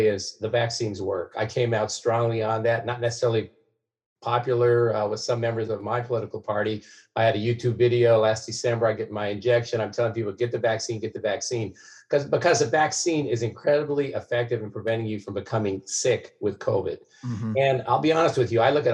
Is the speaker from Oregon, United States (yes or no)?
yes; Salem, Oregon, United States; Selma, my hometown